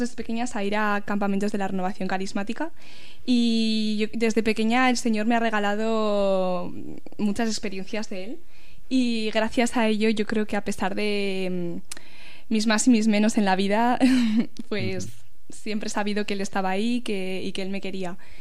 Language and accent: Spanish; Vitoria-Gasteiz, Basque Country, Spain; now in Pamplona, Spain; venimos de Vitoria